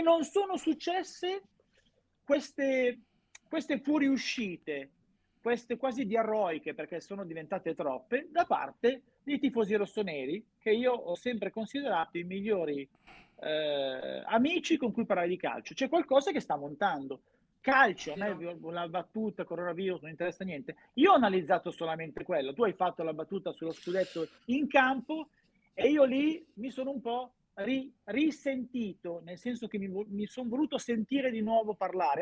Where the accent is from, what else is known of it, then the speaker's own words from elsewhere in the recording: Milan, Lombardy, Italy; da milanese che ha vissuto a Milano